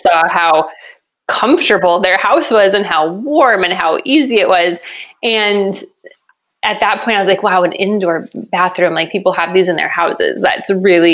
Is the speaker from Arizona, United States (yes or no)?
no; New Mexico, United States; I was born and raised in New Mexico